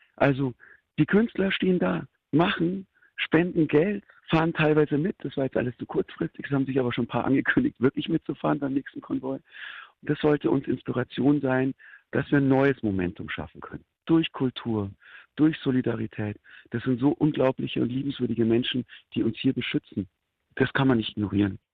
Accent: Germany; als Deutscher

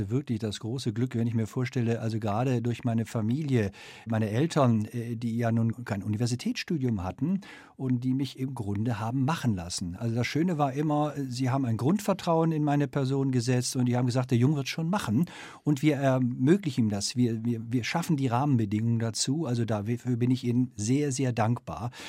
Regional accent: Germany; Ich bin ein ein Kind des Kalten Krieges und aufgewachsen in Westdeutschland.

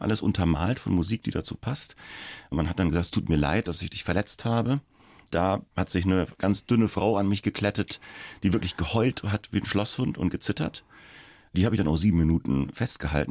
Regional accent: Schweinfurt, Bavaria, Germany; so eine Radiostation in Schweinfurt, also wo ich herkomme

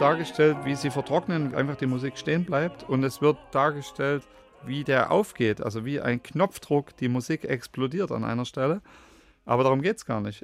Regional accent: Radebeul, Saxony, Germany; Ich hatte da meine Heimat ja in Radebeul

